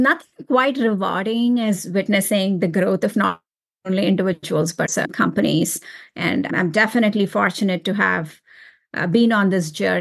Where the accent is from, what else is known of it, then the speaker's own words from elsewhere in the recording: India; moved away; I was born and raised in India